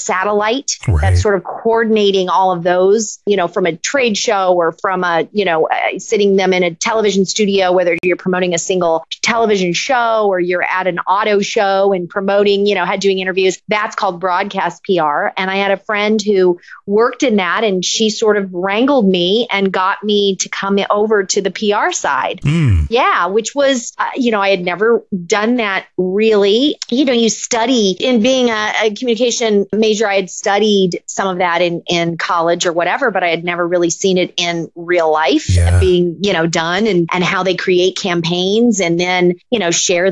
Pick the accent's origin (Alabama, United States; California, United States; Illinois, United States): California, United States; Los Angeles; I'm from Los Angeles.